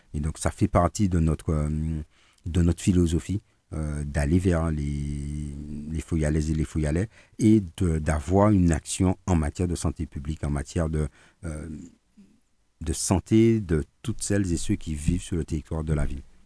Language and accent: French; Martinique; on est martiniquais, on n'est pas breton, on n'est pas basque, on n'est pas guadeloupéen, on n'est pas guyanais, on n'est pas réunionnais, on n'est pas parisien, on est martiniquais.